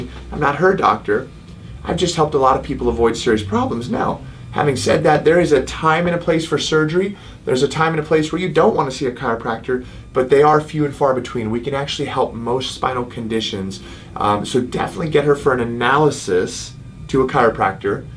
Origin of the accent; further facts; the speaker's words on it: United Kingdom; accent: British; moved away; my British accent